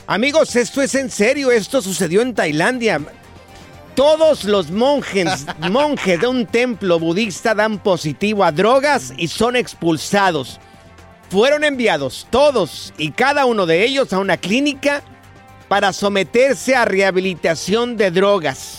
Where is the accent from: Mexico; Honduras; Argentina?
Mexico; Jalisco; somos los dos, somos del estado de Jalisco